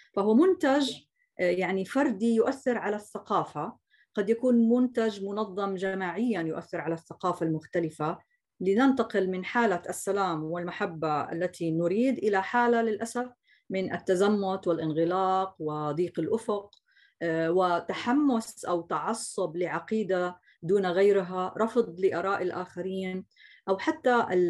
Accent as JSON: {"language": "Arabic", "country": "Jordan", "said": "عندنا في الاردن"}